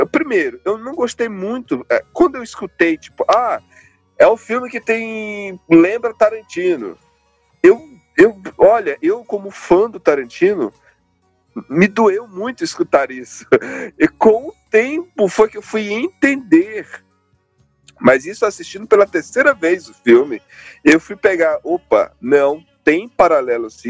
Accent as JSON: {"language": "Portuguese", "region": "Northeast Region", "country": "Brazil", "said": "Eu vim do Nordeste, caramba."}